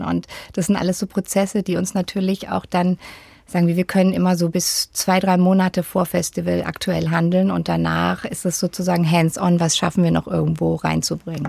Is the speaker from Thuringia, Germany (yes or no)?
no; Freiburg im Breisgau, Baden-Württemberg, Germany; In Freiburg im Breisgau.